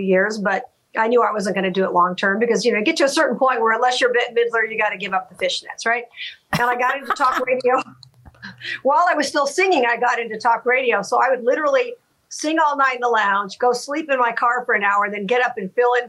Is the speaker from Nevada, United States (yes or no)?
yes; Las Vegas, Nevada, United States; my hometown